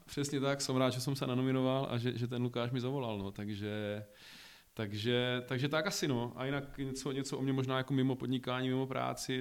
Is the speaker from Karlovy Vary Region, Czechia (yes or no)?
no; Olomouc, Olomouc Region, Czechia; moved away as an adult; now in Prague, Czech Republic; jsem původem z Olomouce